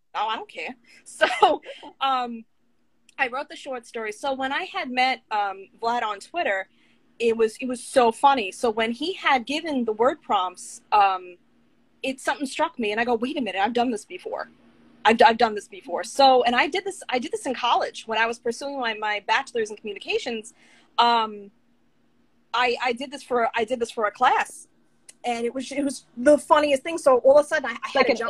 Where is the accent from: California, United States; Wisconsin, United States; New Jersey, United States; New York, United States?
New York, United States; Long Island; now in Orlando, United States; my husband and I were originally from Long Island, New York